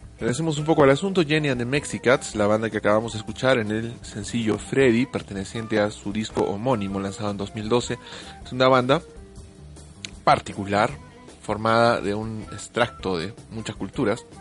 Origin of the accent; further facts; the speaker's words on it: Peru; Yo me siento muy avergonzado también como peruano